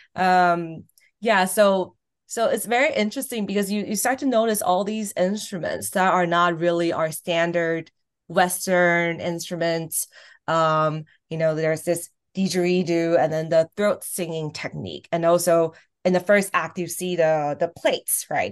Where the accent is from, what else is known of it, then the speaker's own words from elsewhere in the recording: Taiwan; moved away as an adult; also born or lived in Irvine, California / Boston / New York; here in Taiwan, and then high uh, college I was at Wellesley in Boston.